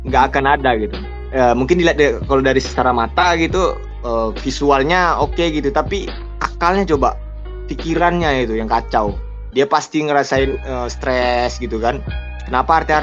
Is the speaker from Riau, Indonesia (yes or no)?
yes; Pekanbaru, Riau, Indonesia; habis itu di kampung halaman saya sendiri sih Pekanbaru uh, kemarin Polda uh, ngerazia narkoba besar ya kan.